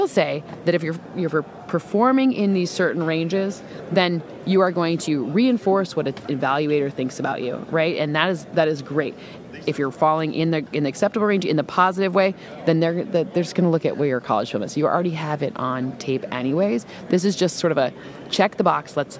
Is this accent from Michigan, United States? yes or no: yes; Michigan, United States; accent: Michigan accent; moved away; I'm from Michigan